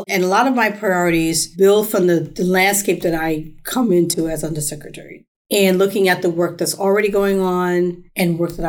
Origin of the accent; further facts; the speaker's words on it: New York City, New York, United States; moved away; also born or lived in Washington, D.C.; growing up in the South Bronx